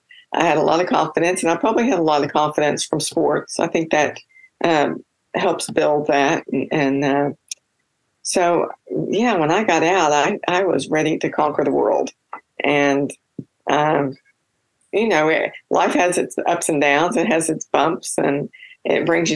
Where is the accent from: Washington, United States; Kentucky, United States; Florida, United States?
Kentucky, United States; moved away as an adult; now in Oklahoma, United States; I was born and raised in Kentucky